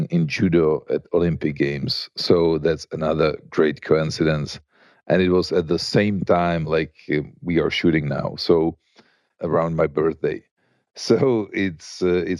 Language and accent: English; Prague, Czechia; I grew up in Prague